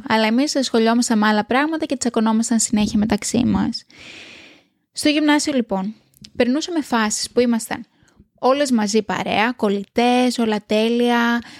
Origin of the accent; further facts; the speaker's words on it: Greece; now in Australia; θα έρθω πίσω στο σπίτι μου, πίσω στην πατρίδα μου